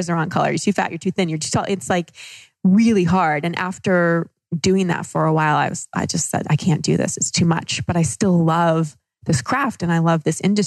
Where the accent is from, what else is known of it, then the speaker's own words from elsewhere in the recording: Dallas, Texas, United States; moved away as an adult; also born or lived in Los Angeles; I grew up in Dallas